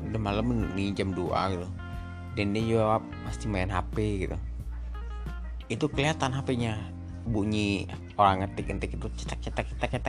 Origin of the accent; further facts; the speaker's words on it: Denpasar, Bali, Indonesia; born there; Saya lahir di Denpasar 21 September 88. Saya sekarang berumur 32 tahun.